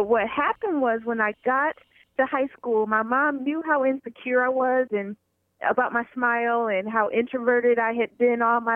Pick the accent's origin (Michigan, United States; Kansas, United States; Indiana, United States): Michigan, United States; moved away as an adult; also born or lived in Baltimore, Maryland / New York City; I grew up in Michigan.